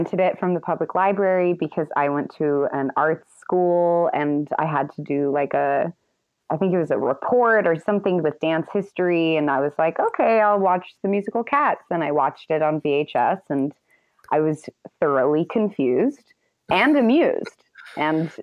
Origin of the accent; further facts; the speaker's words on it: Los Angeles, California, United States; I grew up